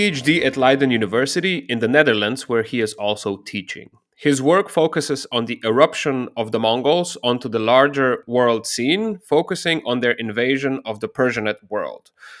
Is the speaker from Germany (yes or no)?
no; Slovenia; I'm from Slovenia. And we, in Slovenian, we say Genghis Khan.